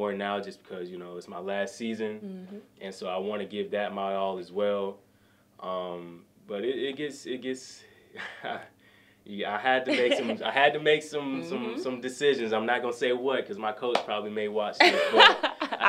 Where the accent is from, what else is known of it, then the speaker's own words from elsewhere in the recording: Atlanta, Georgia, United States; I'm from Atlanta